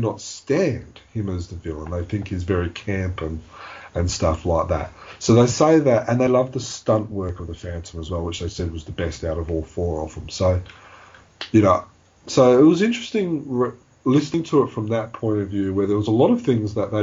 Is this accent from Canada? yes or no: no; Australia; we're from Australia